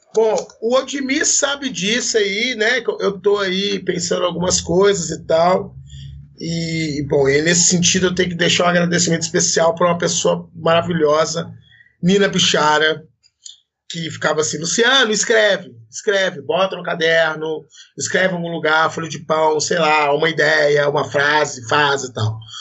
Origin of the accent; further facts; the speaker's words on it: Belo Horizonte, Minas Gerais, Brazil; Eu sou de Belo Horizonte